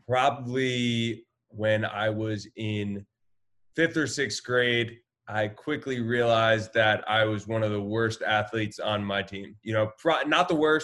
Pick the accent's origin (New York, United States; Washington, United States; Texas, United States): New York, United States; Ardsley; I grew up in Ardsley, New York. It's a small town, about one square mile.